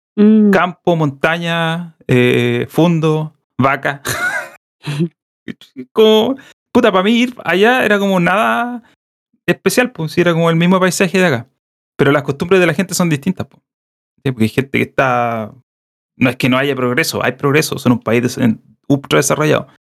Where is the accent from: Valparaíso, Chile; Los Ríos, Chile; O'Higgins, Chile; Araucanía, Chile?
Araucanía, Chile; Temuco; moved away as an adult; also born or lived in Nashville, United States; now in Santiago, Chile; No, de Temuco.